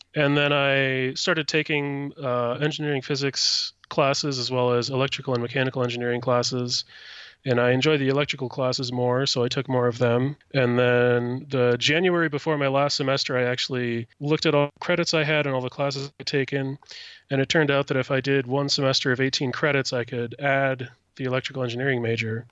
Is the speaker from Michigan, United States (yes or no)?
no; Platteville, Wisconsin, United States; moved away as an adult; now in Madison, United States; I grew up in Platteville and went to college in Platteville as well.